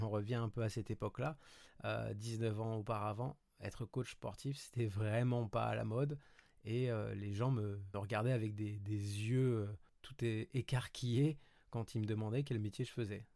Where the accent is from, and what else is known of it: Paris, Île-de-France, France; moved away as an adult; also born or lived in Montreal, Canada; now in Côte d'Azur, France